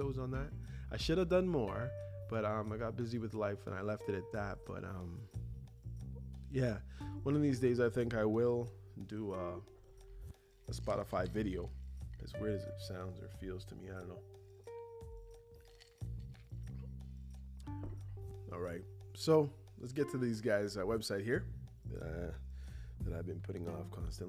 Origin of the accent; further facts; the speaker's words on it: Toronto, Ontario, Canada; growing up in Toronto, son of Jamaican parents